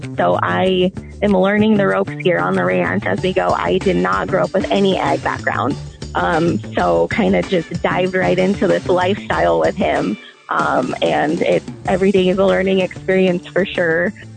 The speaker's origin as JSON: {"language": "English", "region": "Montana", "country": "United States", "tie": "born or raised there", "said": "I grew up still here in Montana, uh, definitely not small town rural. I grew up in a city a couple hours away"}